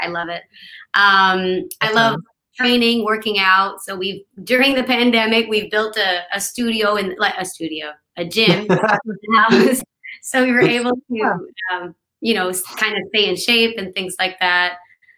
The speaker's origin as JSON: {"language": "English", "region": "New Brunswick", "country": "Canada", "also_born_or_lived": "Los Angeles, United States", "moved": "as an adult", "lives_now": "Nashville, United States", "said": "I'm originally from Canada. I'm from New Brunswick, Canada."}